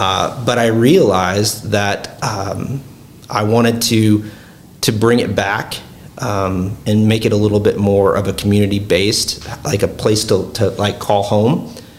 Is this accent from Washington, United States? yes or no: no; South Dakota, United States; I'm originally from South Dakota.